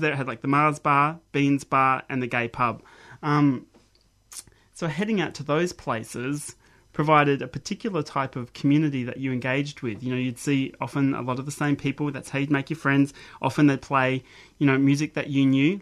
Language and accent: English; Mount Gambier, South Australia, Australia; moved away as an adult; also born or lived in Adelaide; growing up in Mount Gambier